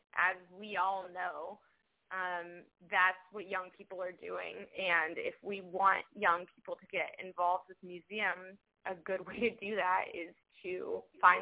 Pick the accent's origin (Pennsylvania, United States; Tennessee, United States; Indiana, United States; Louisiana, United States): Indiana, United States; moved away; I'm from Indiana